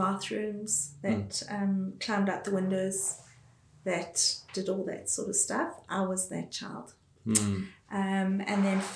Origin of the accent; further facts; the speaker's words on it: Johannesburg, Gauteng, South Africa; accent: South African; Born and bred. Johannesburg